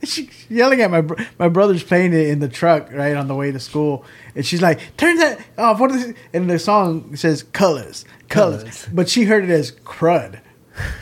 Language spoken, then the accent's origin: English; Corpus Christi, Texas, United States; Corpus Christi, my hometown